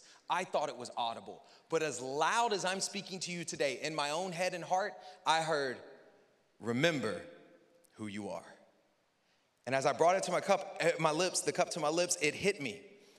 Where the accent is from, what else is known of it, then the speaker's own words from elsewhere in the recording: the South, United States; I'm from the South.